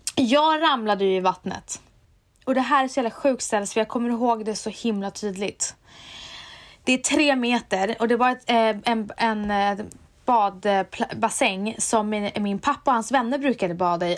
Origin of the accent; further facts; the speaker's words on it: Umeå, Västerbotten County, Sweden; jag är från Umeå